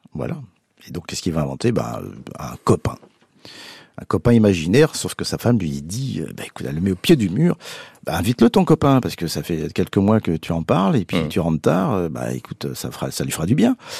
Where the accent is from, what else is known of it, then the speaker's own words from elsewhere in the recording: Paris, Île-de-France, France; je suis un vrai parisien gauche. Mais oui. même prendre l'accent de Belleville